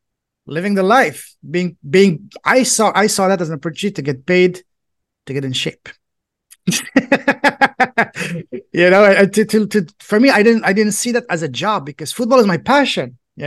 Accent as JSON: {"language": "English", "country": "France", "tie": "born or raised there", "second_language": "English", "moved": "as an adult", "said": "I grew up in France, Europe, and most boys in Europe, their dream is to become a professional football player, soccer player."}